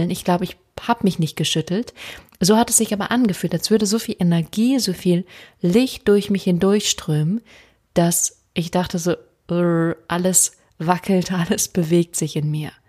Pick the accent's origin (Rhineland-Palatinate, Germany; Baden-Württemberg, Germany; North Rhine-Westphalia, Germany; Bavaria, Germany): Baden-Württemberg, Germany; Freiburg; Ähm, ich komme ursprünglich aus Freiburg, das heißt, ich wohne direkt um die Ecke.